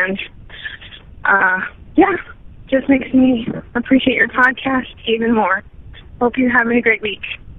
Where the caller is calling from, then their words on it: Seattle, Washington, United States; calling you from Seattle.